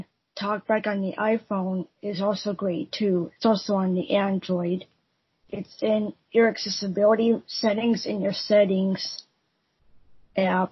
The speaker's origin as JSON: {"language": "English", "country": "United States", "said": "from America"}